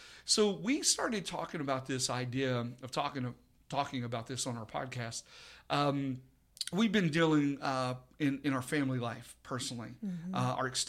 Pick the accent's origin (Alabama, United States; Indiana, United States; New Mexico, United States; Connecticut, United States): New Mexico, United States; Truth or Consequences; Anyway, I grew up in Truth or Consequences.